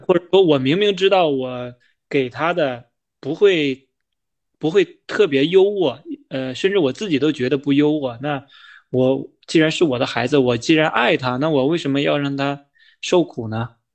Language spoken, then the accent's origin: Chinese; China; 我们中国人传统价值观里的那种社会地位的一种代表